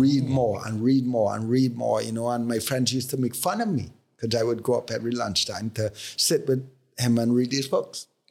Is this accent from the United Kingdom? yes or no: no; Trinidad & Tobago; growing up in Trinidad